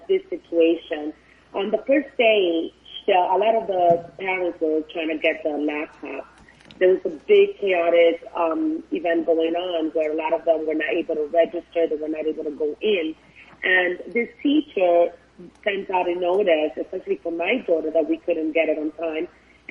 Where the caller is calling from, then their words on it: North Miami Beach, Florida, United States; I am actually calling from North Miami Beach.